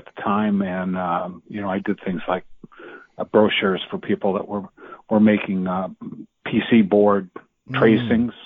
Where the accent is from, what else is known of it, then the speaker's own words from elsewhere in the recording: Minneapolis, Minnesota, United States; moved away as an adult; now in Silicon Valley, United States; I was born and raised in Minneapolis, Minnesota, and moved out here in 1976.